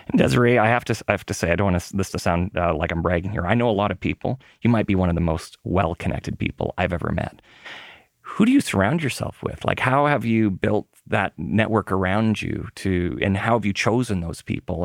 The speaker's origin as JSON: {"language": "English", "town": "Winnipeg", "region": "Manitoba", "country": "Canada", "tie": "born or raised there", "moved": "yes", "said": "when I was a kid growing up in Winnipeg"}